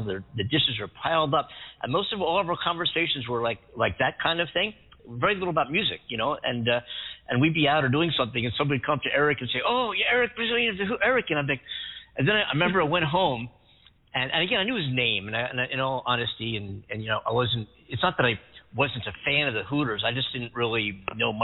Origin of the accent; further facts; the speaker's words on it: Philadelphia, Pennsylvania, United States; now in Los Angeles, United States; I just grew up growing up in Philadelphia